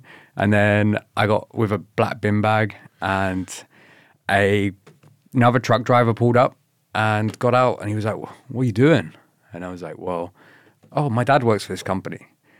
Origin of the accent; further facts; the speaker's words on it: Slough, South East England, United Kingdom; moved away; I grew up in a really crap area in England called Slough.